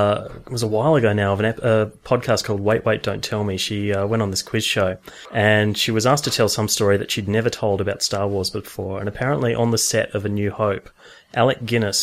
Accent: Tasmania, Australia; now in Canberra, Australia; I am from Tasmania

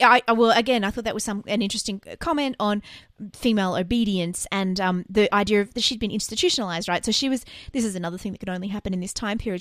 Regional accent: Australia; I can tell that's Australian because we do it. And I listen to us every week, and I know we talk too fast

